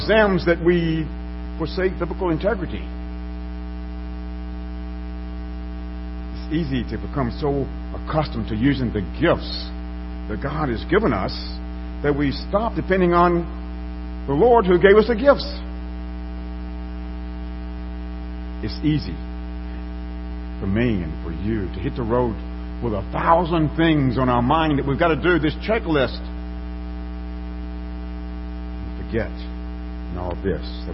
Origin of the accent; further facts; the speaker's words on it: Alabama, United States; as a little boy growing up in Alabama